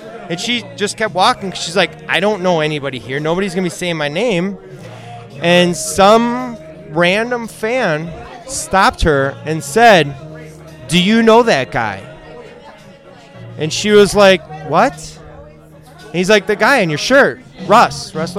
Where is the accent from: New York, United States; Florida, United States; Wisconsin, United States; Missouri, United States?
Wisconsin, United States; Sussex; I'm from Sussex